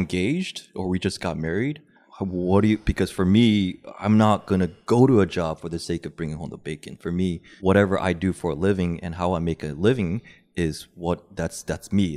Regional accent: United States; being Korean American

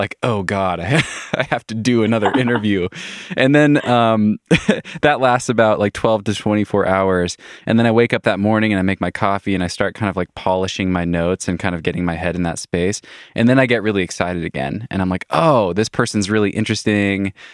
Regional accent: Wenatchee, Washington, United States; moved away as an adult; now in Waco, United States; I'm from Wenatchee

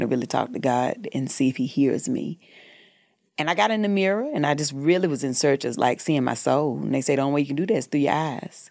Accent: the South, United States; moved away as an adult; now in Los Angeles, United States; I'm from the South

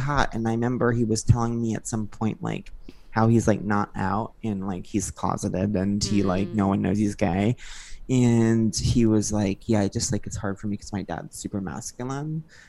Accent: Long Island, New York, United States; born or raised there

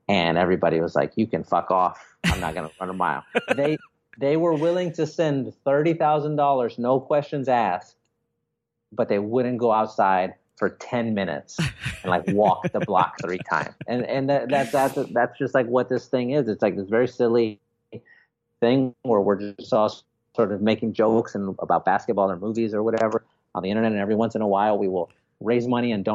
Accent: San Antonio, Texas, United States; I live in Texas. I'm from San Antonio

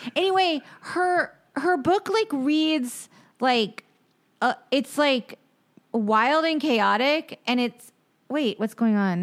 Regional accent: Charleston, South Carolina, United States; I grew up in Charleston

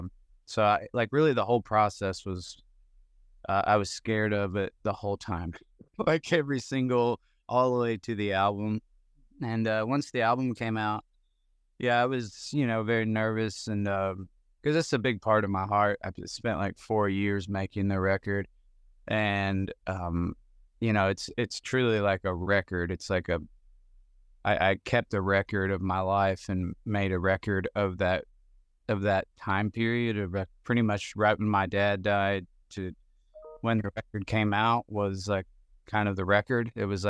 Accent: Indiana, United States; I grew up in Southern Indiana, where there actually is a good amount of snow, so I'm quite familiar with driving on it and living in it and knowing how to exist within it.

